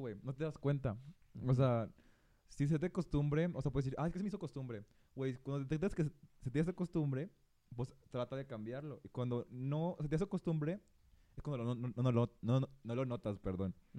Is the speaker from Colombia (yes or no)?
no; Mexico